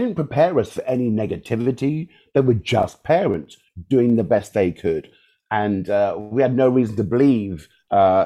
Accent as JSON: {"language": "English", "region": "London", "country": "United Kingdom", "tie": "born or raised there", "also_born_or_lived": "Chelsea / Wimbledon / Hammersmith", "said": "Balham, Southwest 12, is kind of where I grew"}